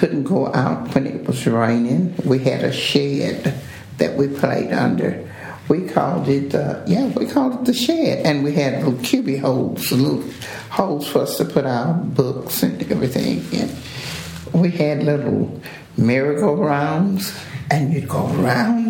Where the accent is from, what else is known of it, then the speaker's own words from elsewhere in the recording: Dallas, Texas, United States; also born or lived in Rosebud, Texas; I'm from East Oak Cliff over on the other side